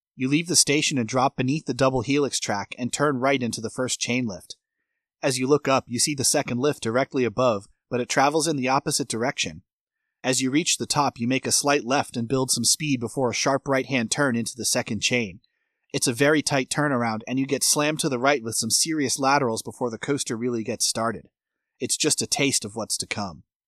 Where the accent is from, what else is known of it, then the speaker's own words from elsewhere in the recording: Massachusetts, United States; now in Florida, United States; Massachusetts to spend time with family and friends where I grew up